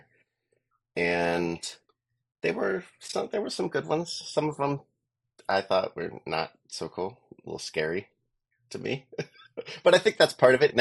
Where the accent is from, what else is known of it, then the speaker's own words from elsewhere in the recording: Wooster, Ohio, United States; also born or lived in West Salem, Ohio; grew up in West Salem, Ohio, moved to Worcester in second grade and attended Worcester Township